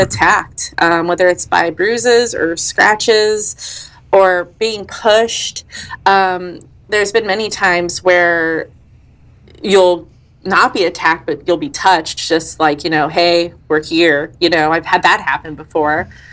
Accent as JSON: {"language": "English", "region": "Colorado", "country": "United States", "tie": "born or raised there", "said": "Colorado's my home state my dad and his whole side of the family are in Pueblo, and my mom and her, um, a lot of her side are in the San Luis Valley"}